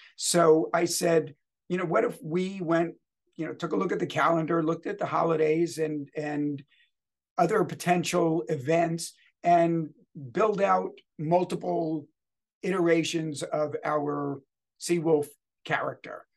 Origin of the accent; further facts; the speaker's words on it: United States; moved away; I'm originally from the New York, New Jersey area